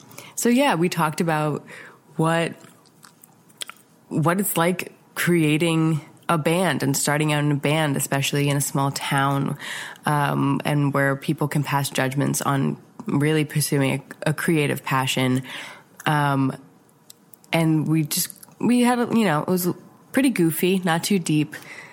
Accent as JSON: {"language": "English", "town": "Mahopac", "region": "New York", "country": "United States", "tie": "born or raised there", "said": "So … is a local band from my area, my hometown, kind of. They're from a town called Mayapack, New York."}